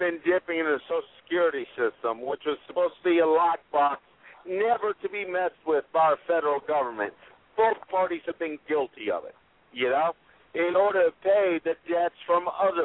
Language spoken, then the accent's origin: English; Puerto Rico; I'm from Puerto Rico